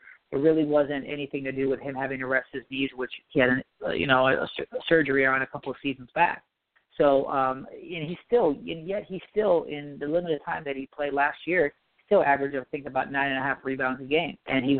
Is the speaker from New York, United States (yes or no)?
yes; New York, United States; So growing up in New York, playing, watching the Knicks, you know that this fan base is starved for a championship.